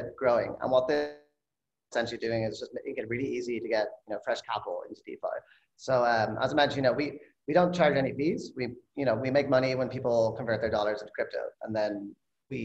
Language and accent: English; Ireland; moved away as an adult; now in California, United States; I'm originally from Ireland. I moved to California after grad school, 11 years ago now.